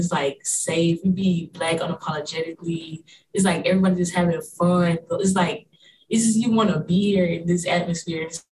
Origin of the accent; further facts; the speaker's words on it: Lake City, South Carolina, United States; moved away as an adult; now in Greensboro, United States; I'm a freshman bioengineer student here at North Carolina A&T. And I'm from Lake City, South Carolina.